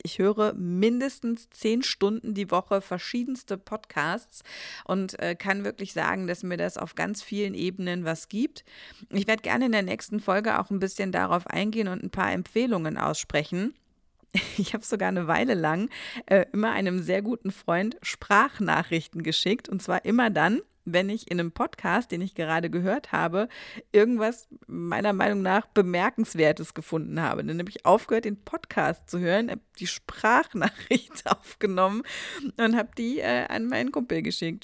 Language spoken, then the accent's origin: German; Saarland, Germany; now in Hesse, Germany; ich bin Saarländerin.